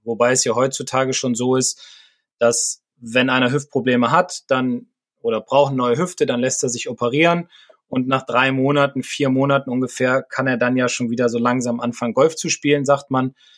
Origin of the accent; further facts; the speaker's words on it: Bremen, Germany; also aus meiner Heimatstadt